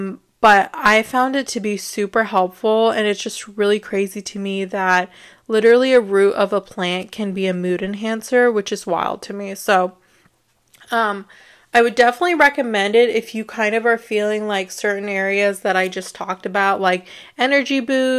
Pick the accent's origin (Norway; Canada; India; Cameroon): India; So I thought that was great because, you know, I'm Indian, so it's really great to relate to something in that way.